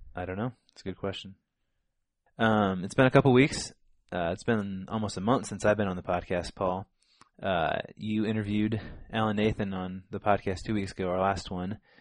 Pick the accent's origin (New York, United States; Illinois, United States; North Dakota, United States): Illinois, United States; growing up in Illinois